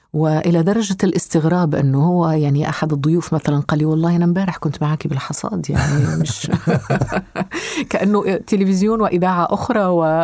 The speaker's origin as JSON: {"language": "Arabic", "country": "Algeria", "also_born_or_lived": "Switzerland", "moved": "as an adult"}